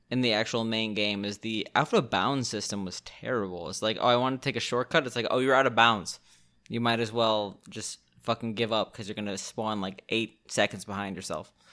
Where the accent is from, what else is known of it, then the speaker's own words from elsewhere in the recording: Chicago, Illinois, United States; I'm from Chicago.